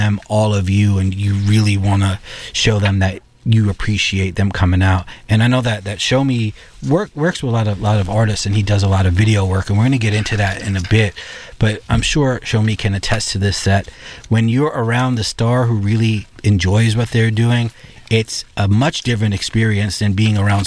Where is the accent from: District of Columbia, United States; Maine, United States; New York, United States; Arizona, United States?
New York, United States; I, as a New Yorker who grew up in grimy New York.